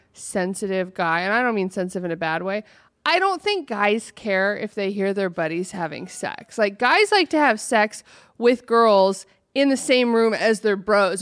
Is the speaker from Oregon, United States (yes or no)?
yes; Oregon, United States; I'm from Oregon